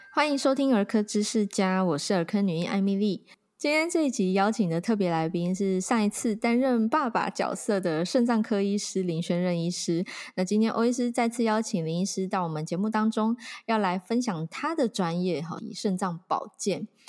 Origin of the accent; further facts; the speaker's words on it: Taiwan; 我觉得我们台湾人知道我们是洗肾王国